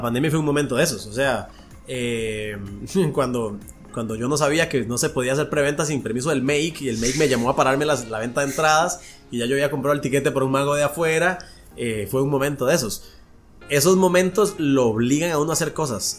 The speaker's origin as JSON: {"language": "Spanish", "country": "Costa Rica", "said": "aquí en Costa Rica"}